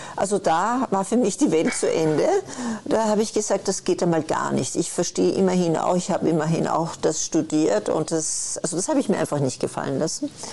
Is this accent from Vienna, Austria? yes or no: yes; Vienna, Austria; moved away; ich komme aus Wien.